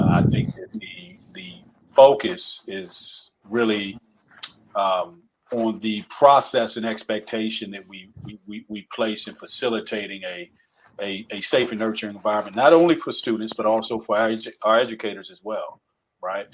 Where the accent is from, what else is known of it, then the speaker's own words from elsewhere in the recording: the South, United States; accent: Southernisms; I'm from the South again. I use the word fitting sometimes. My Southernisms come out.